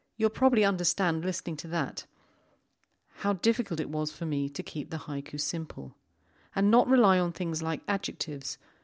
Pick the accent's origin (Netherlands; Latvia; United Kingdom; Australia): United Kingdom; London; moved away; I was in London not so long ago. It's my hometown